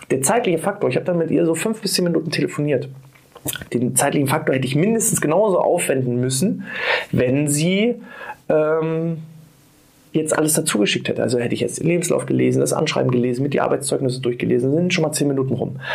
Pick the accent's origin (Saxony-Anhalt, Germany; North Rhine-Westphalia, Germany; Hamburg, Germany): Saxony-Anhalt, Germany; moved away as an adult; now in Mecklenburg-Vorpommern, Germany; bin aus meiner alten Heimat weggezogen, aus Sachsen-Anhalt und bin nach Mecklenburg-Vorpommern gezogen